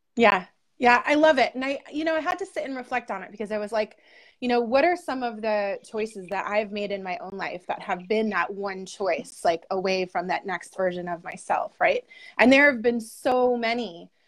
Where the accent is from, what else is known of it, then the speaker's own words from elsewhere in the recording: Buffalo, New York, United States; now in Seneca Falls, United States; originally in Buffalo, New York, and right now I'm in the Finger Lakes. I'm in Seneca Falls